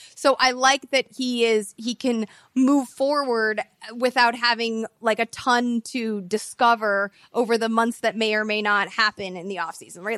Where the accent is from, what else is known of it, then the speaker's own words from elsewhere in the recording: Mount Prospect, Illinois, United States; I'm from Mount Prospect. This is a neighboring, um, suburb